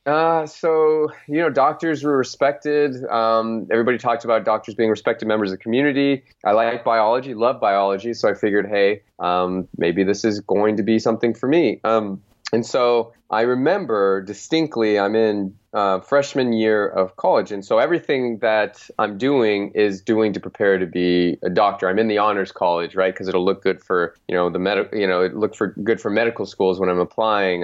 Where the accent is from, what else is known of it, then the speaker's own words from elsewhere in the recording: Phoenix, Arizona, United States; there was a sports team in in my hometown called the Phoenix Suns